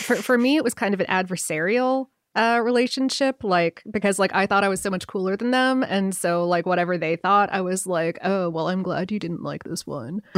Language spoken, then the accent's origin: English; near Cleveland, Ohio, United States; growing up in Ohio, up near Cleveland.